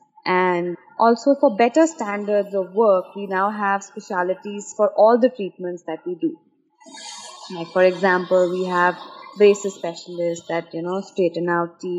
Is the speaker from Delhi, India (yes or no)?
yes; Delhi, India; moved away as an adult; now in Dubai, United Arab Emirates; I'm actually from Delhi. My parents live there, and so does my younger brother, who's an architect. And I moved to Dubai 1.5 years ago with my husband